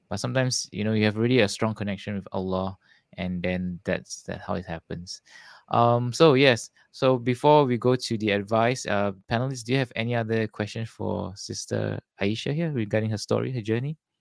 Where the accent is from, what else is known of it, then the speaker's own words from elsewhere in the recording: Singapore; I'm from Singapore, somewhere in Southeast Asia, below Malaysia.